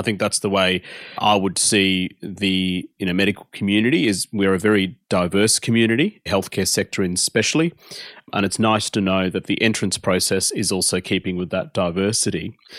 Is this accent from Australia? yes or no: yes; Australia; I'm Australian as any other Australian, but my ethnicity is of Indian background.